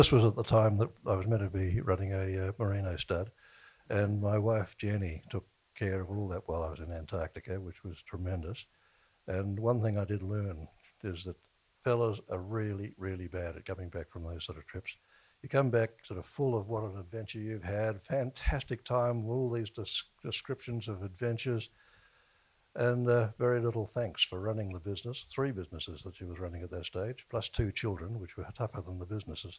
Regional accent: Australia; I come from Australia

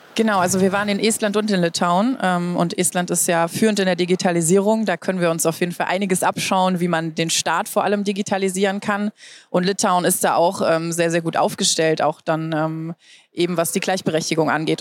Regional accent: Germany; also born or lived in United States; bei uns in Deutschland

